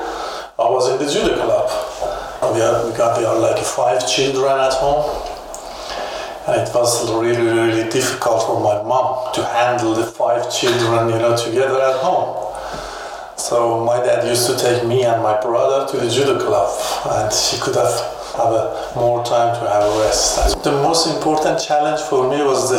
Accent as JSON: {"language": "English", "country": "Iran", "tie": "born or raised there", "second_language": "English", "moved": "as an adult", "lives_now": "Germany", "said": "I used to have a problem in Iran about my religion"}